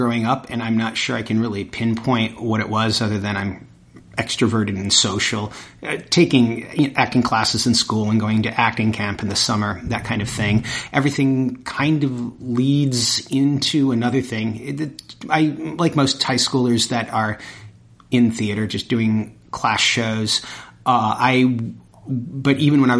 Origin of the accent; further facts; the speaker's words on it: Michigan, United States; moved away as an adult; also born or lived in Chicago; now in Boston, United States; I am from Michigan. Grew up in Michigan.